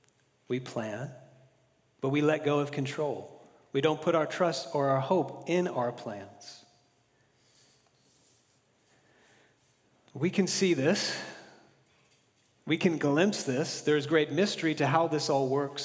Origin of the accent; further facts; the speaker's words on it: Florida, United States; now in California, United States; growing up in Florida